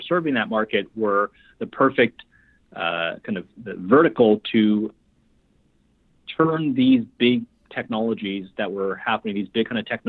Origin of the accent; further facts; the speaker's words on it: Vancouver, British Columbia, Canada; moved away as an adult; also born or lived in Shanghai, China; now in Toronto, Canada; Shanghai born, raised in Vancouver